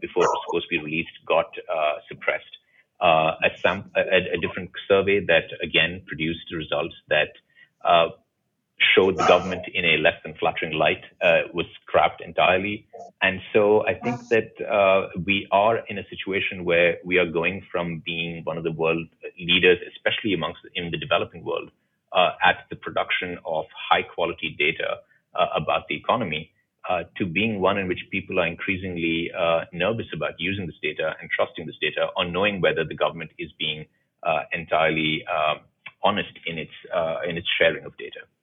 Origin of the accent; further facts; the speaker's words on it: India; as an Indian